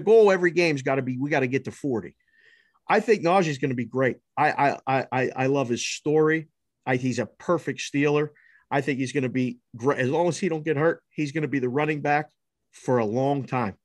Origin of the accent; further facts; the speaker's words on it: Pittsburgh, Pennsylvania, United States; Born and raised in Pittsburgh.